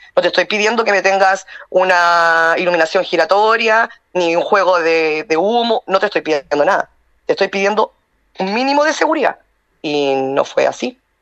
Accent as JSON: {"language": "Spanish", "country": "Chile"}